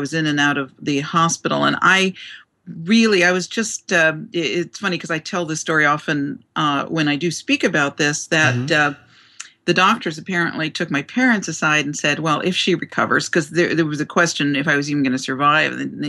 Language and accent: English; Newark, New Jersey, United States; I was born in Newark, New Jersey.